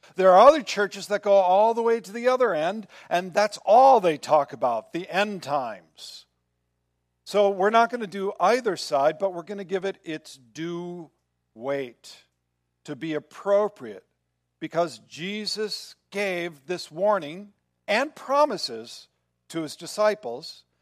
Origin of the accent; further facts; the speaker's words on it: Midwest, United States; Growing up in the Midwest, once a month, every I think it was Wednesday of the month, there was a siren that went off.